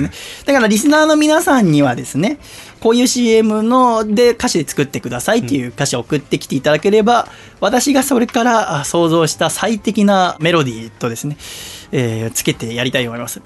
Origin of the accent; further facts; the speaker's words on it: Yokohama, Kanagawa, Japan; 私はね横浜生まれ横浜育ちだから